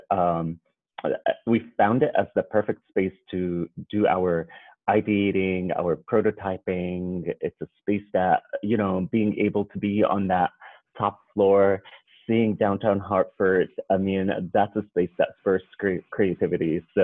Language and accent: English; Jordan; moved away as an adult; now in United States; And I'm originally from Jordan, and I moved to the United States 12 years ago as an international student.